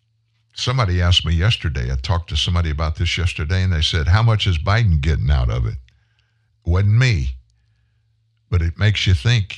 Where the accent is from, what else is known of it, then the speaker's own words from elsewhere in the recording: the South, United States; I'm a southern guy, born and bred in the South.